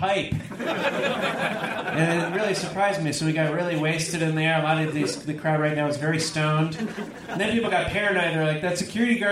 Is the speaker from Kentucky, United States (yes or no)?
no; California, United States; I'm from California originally